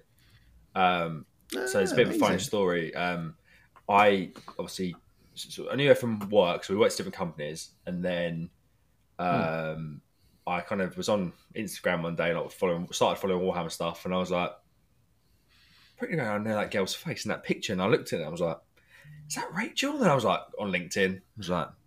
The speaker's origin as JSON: {"language": "English", "area": "Kent", "region": "South East England", "country": "United Kingdom", "said": "I'm from Kent."}